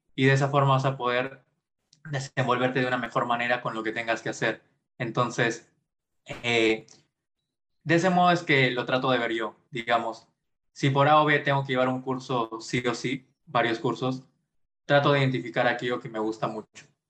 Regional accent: Pucallpa, Ucayali, Peru; moved away as an adult; also born or lived in Arequipa; now in Lima, Peru; yo nací en Arequipa, pero a muy temprana edad, justo más o menos a los tres años, fui a vivir a Pucallpa por el trabajo de mis padres. Y pasé toda, todo mi jardín, mi primaria, mi secundaria en Pucallpa

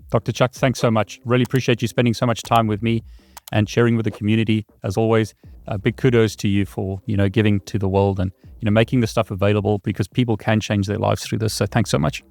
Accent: South Africa; moved away; I come from South Africa originally

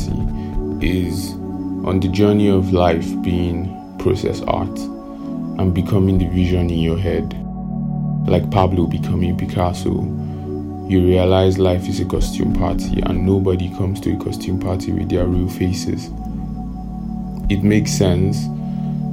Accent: Nigeria

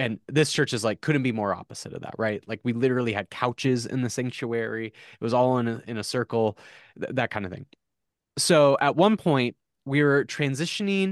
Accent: South Dakota, United States; I grew up in South Dakota

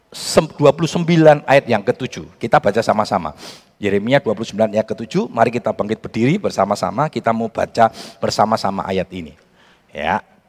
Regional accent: Central Java, Indonesia; accent: Javanese (medok); also born or lived in Jakarta; aksen Jawa saya ilang

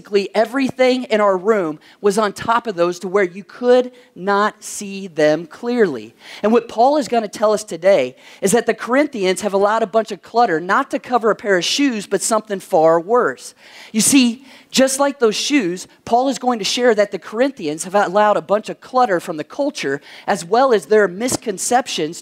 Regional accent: Kentucky, United States; my home state of Kentucky

